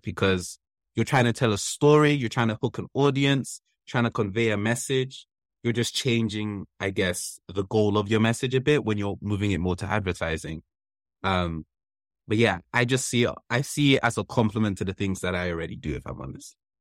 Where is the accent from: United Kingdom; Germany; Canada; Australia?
United Kingdom; London; also born or lived in Wembley; my childhood place where I grew up in Kilburn